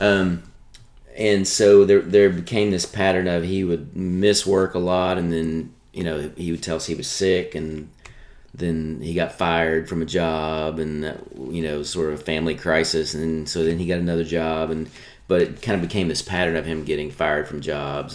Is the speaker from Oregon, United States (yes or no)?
no; Nashville, Tennessee, United States; also born or lived in Apple Valley, California / Michigan; I grew up here in Nashville